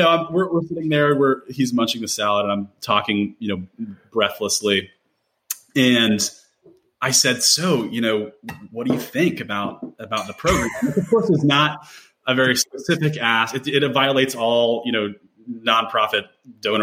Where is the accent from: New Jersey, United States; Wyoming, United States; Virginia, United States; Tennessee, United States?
Tennessee, United States; Nashville; I'm from the Nashville area, Nashville native, born and raised